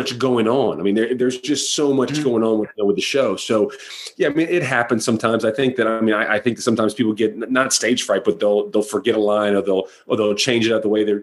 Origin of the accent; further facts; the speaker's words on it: Florida, United States; I grew up in Florida